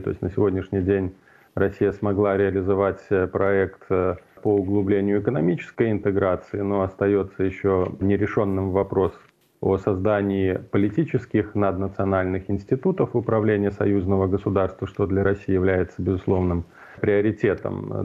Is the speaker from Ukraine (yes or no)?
no; Belarus